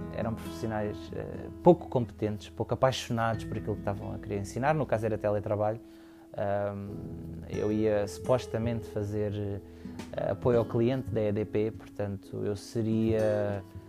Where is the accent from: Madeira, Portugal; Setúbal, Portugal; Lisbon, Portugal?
Setúbal, Portugal; Almada; sou natural de Almada, uh, Margem Sul